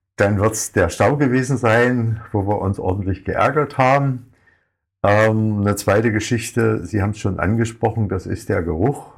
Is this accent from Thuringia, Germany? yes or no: yes; area of Lobenstein, Thuringia, Germany; now in Oranienburg, Germany; Ich komme eigentlich aus Thüringen, aus, aus der Gegend von Lobenstein